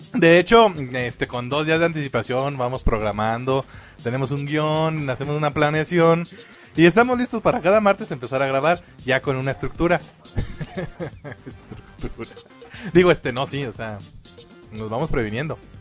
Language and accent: Spanish; Mexico; aquí, lo que viene siendo la cultura mexicana